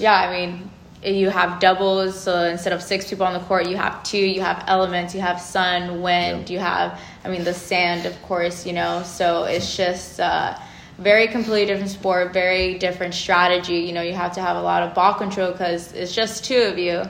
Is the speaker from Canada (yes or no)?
no; Los Angeles, California, United States; moved away as an adult; I'm from SoCal. I'm from Los Angeles